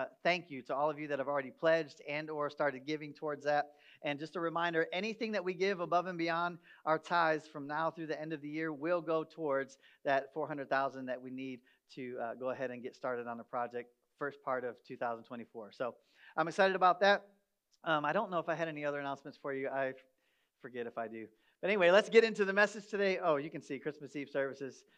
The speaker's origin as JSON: {"language": "English", "region": "Michigan", "country": "United States", "tie": "born or raised there", "also_born_or_lived": "upstate New York", "moved": "as an adult", "lives_now": "Texas, United States", "said": "I grew up in Michigan. I spent the first 33 years of my life between Michigan and upstate New York."}